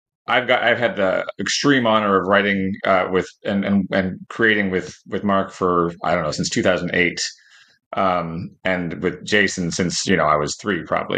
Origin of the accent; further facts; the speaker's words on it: Canada; But, I'm Canadian, so.